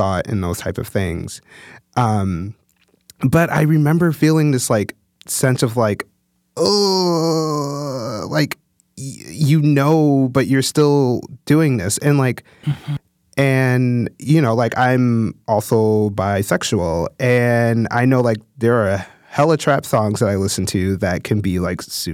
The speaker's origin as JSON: {"language": "English", "town": "Chicago", "region": "Illinois", "country": "United States", "moved": "yes", "said": "I'm from the Chicago area. And lived in Chicago proper for quite a few years before moving."}